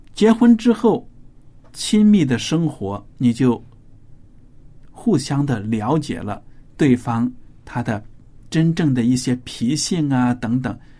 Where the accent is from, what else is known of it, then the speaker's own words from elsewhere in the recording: northern China, China; moved away; 我自己生长在中国的北方，所以我吃的东西呢，以面食为主